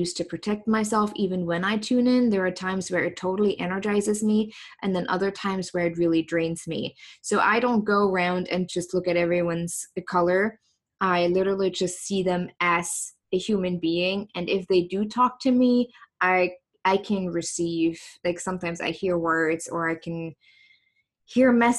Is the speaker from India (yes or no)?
no; East Germany, Germany; English is a second language; moved away as an adult; now in United States; I grew up in East Germany, so that was the former DDR